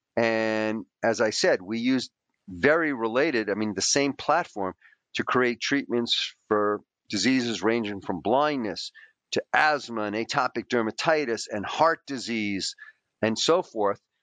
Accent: New York City, New York, United States; I grew up in a poor Greek immigrant family.

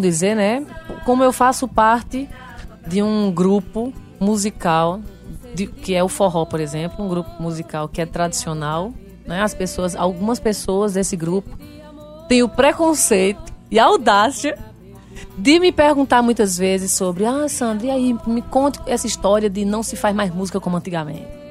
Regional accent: Brazil; eu fui criada lá em Isabelê, todo mundo é preto

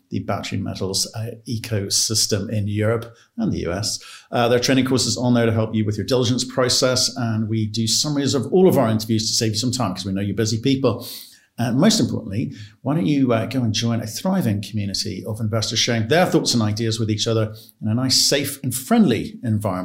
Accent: United Kingdom; As a Brit

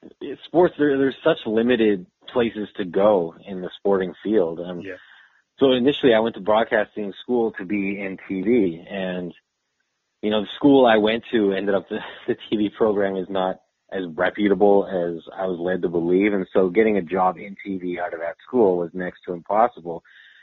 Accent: Calgary, Alberta, Canada; also born or lived in Saskatoon / Fort St. John / Olds / Whitecourt; now in Edmonton, Canada; I'm born and raised in Calgary. I spent all my life there. And I left when I was 18.

